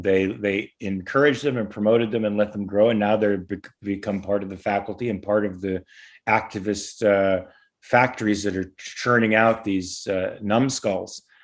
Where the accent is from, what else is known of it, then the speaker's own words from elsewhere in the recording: Los Angeles, California, United States; also born or lived in Pasadena, California / Valencia, California; I'm a native here. I I was born in Pasadena, raised in Van Nuys, living in Valencia now.